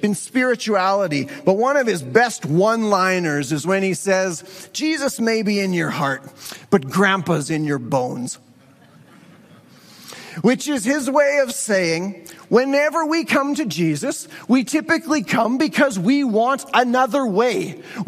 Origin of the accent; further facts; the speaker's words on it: Western Canada, Canadian Prairies, Canada; our Western Canadian culture